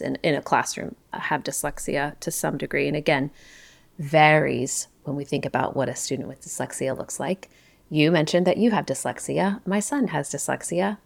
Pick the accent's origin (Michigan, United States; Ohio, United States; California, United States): Ohio, United States; I grew up in Ohio